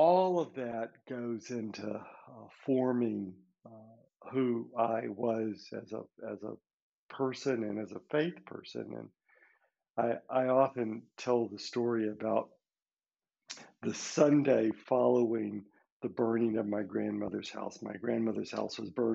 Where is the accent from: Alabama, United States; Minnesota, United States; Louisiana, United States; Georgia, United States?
Alabama, United States; Birmingham; now in Spain; I grew up in Birmingham, Alabama